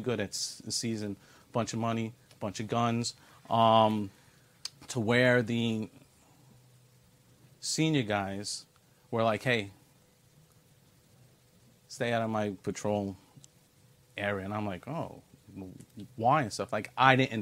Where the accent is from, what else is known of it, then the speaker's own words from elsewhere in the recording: New York City, New York, United States; I was born and bred in New York City, and I was raised in Brooklyn, New York, not too far from here, in the 7-5 precinct in the East New York, Cypress Hills area